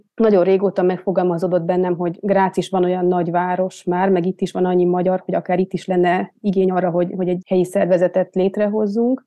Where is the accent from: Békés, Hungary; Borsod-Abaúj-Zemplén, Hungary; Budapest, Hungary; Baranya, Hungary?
Budapest, Hungary; moved away as an adult; also born or lived in Germany; now in Graz, Austria; én is egyébként budapesti vagyok